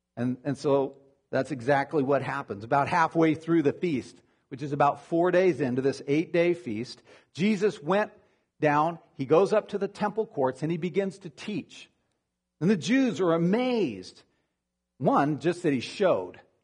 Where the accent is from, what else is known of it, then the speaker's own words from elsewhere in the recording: Arizona, United States; moved away; I'm from Arizona originally